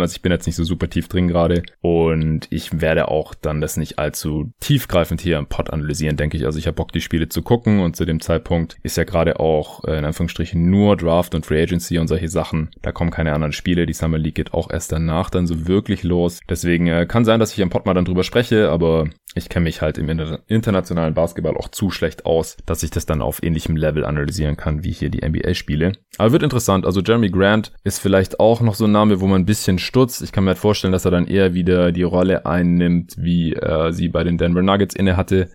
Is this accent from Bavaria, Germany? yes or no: no; Stuttgart, Baden-Württemberg, Germany; moved away; in meine alte Heimat fahren, nach Stuttgart